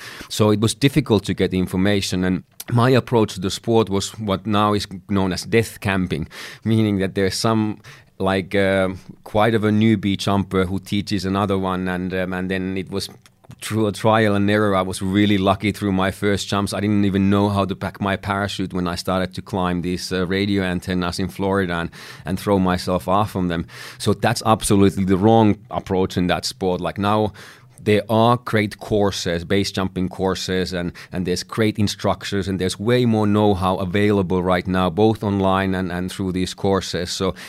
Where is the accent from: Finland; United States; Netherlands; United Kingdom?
Finland; English is a second language; in my home country of Finland, it was something that was illegal.